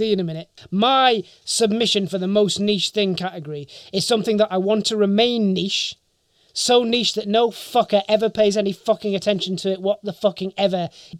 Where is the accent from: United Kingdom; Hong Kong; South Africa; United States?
United Kingdom; I'm not international, I'm British.